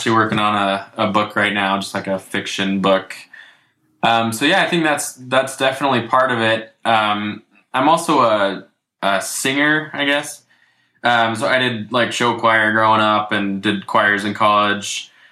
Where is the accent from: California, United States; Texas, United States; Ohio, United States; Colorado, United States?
Ohio, United States; Dayton; I grew up in Ohio